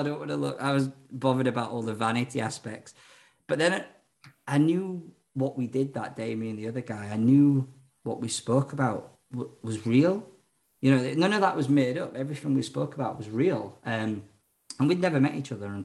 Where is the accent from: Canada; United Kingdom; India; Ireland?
Ireland; I'm Irish.